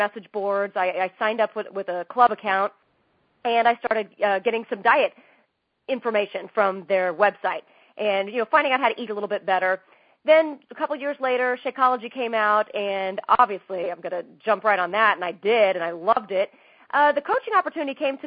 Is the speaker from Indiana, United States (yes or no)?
yes; Indianapolis, Indiana, United States; moved away as an adult; now in Los Angeles, United States; I grew up in Indianapolis, and the Indy 500 was just my favorite thing of every single year